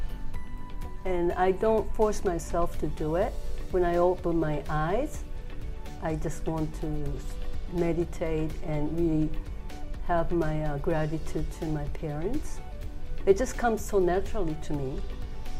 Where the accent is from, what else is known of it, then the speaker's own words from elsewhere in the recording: Kagoshima, Japan; I was born in Kagoshima, down in Kagoshima